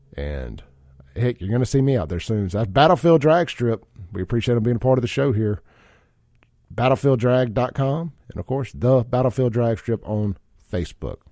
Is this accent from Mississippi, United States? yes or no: yes; Byram, Mississippi, United States; growing up in Byram